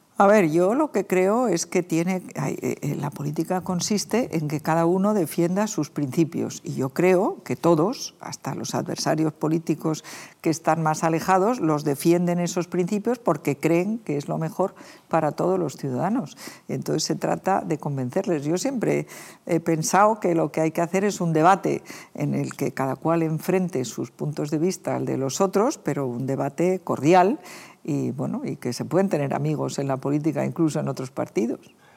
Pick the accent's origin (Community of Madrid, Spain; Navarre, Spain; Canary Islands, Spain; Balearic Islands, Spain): Community of Madrid, Spain; los madrileños